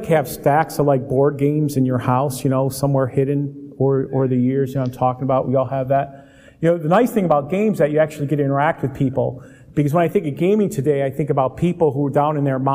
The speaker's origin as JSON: {"language": "English", "town": "Euclid", "region": "Ohio", "country": "United States", "tie": "born or raised there", "said": "I grew up in suburbia in Euclid, the east side of Cleveland"}